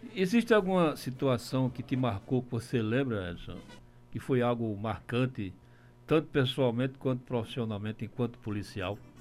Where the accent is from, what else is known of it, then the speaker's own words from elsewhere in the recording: Pernambuco, Brazil; now in Paraíba, Brazil; sou pernambucano e paraibano por adoção